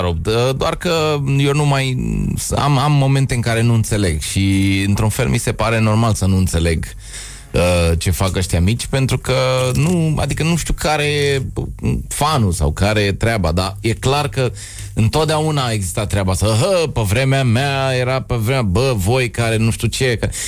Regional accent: Bucharest, Romania; Eu sunt bucureștean, jet BG, deși sunt crescut în tineretului

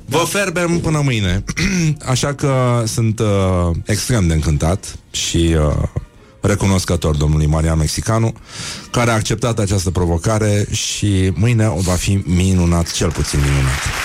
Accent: Brăila, Brăila County, Romania; eu sunt din Brăila

